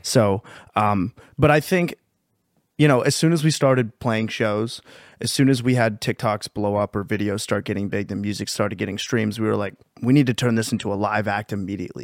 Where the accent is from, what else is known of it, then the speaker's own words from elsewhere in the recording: Pennsylvania, United States; we're from Pennsylvania